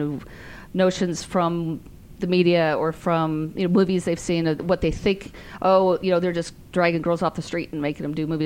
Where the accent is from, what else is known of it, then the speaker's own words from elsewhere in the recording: San Francisco, California, United States; I'm from San Francisco